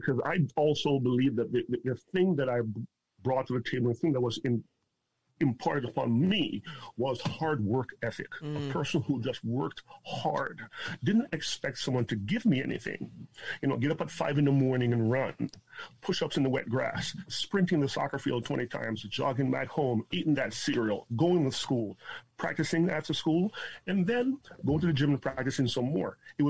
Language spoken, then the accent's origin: English; Jamaica; now in Toronto, Canada; It's an interesting journey that I embarked upon when I immigrated to Canada from Jamaica in 1979. My dad brought my sister and I here. We lived down by Elsington and Davenport in this city in Toronto.